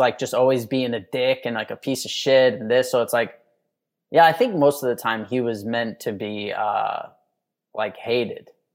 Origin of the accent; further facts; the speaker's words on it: New York City, New York, United States; moved away as an adult; now in Texas, United States; I grew up in Manhattan in this, like, you know, tiny ass apartment